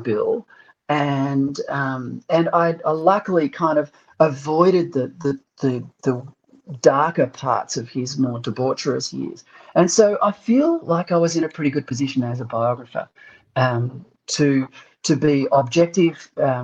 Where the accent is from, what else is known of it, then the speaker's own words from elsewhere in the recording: Perth, Western Australia, Australia; moved away as an adult; also born or lived in Adelaide; now in Sydney, Australia; I grew up in Perth